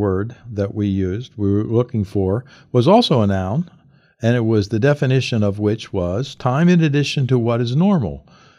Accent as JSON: {"language": "English", "region": "London", "country": "United Kingdom", "tie": "born there", "said": "I was born in 1934 in London, England"}